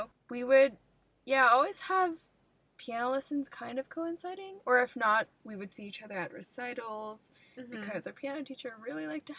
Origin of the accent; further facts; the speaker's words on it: Bay Area, California, United States; moved away as an adult; But we're both from the Bay Area, so we're Bay Area born and raised.